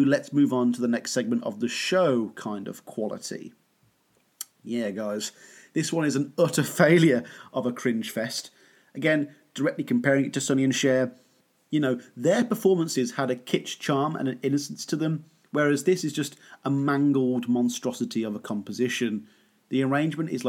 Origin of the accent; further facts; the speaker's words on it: United Kingdom; being a Brit